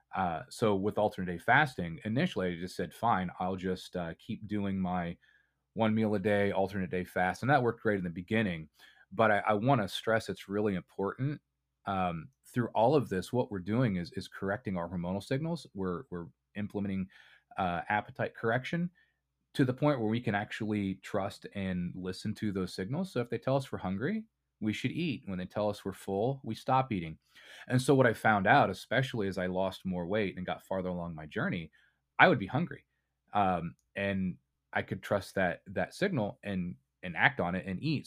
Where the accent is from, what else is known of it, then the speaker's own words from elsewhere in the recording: Indiana, United States; I grew up in Indiana, and kind of the, the culture here is very meat and potatoes